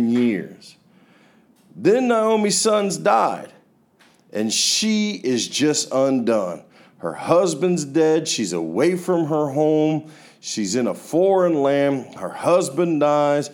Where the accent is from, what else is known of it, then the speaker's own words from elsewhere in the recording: Florida, United States; I'm from Florida